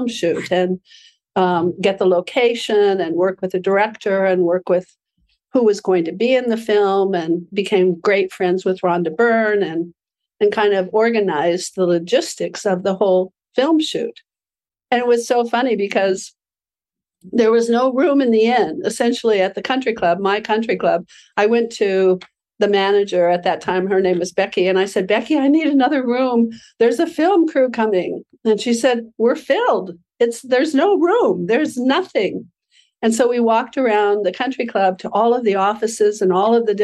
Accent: Aspen, Colorado, United States; my hometown of Aspen, Colorado

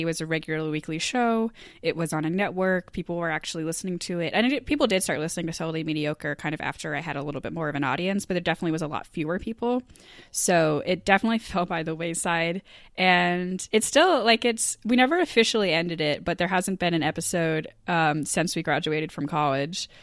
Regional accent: Eastport, Maine, United States; moved away; my hometown of Eastport, Maine. And it was really important to me to do because I grew up around Stage East

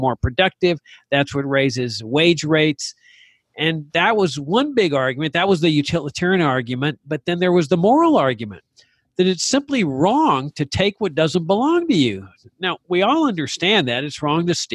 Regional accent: Laredo, Texas, United States; I was practicing law in my hometown of Laredo, Texas.

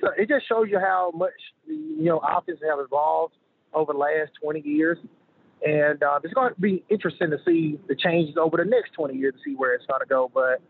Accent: Shannon, Mississippi, United States; I'm from Shannon. so we're like 55 minutes from Starville, 55 from Oxford

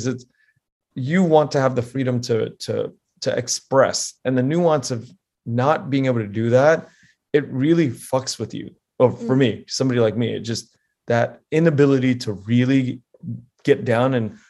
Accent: Pennsylvania, United States; born on the East Coast. I was born in Pennsylvania, had a wonderful childhood

